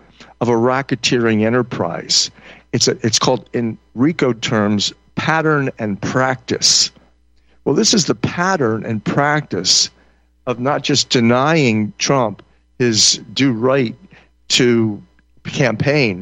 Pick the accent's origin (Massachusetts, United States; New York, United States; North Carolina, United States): Massachusetts, United States; Boston; moved away as an adult; also born or lived in Hawaii; I'm from Boston